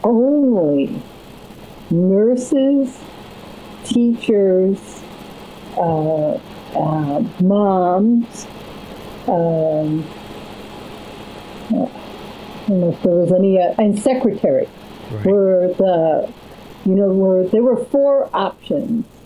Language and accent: English; New England, United States; moved away as an adult; also born or lived in Connecticut / Vermont; now in Los Angeles, United States; I'm a New Englander. I was sort of Connecticut and Vermont.